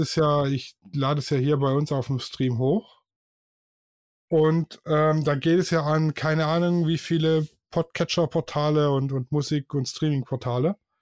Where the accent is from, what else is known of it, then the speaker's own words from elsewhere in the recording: Swabia, Germany; ich bin Schwabe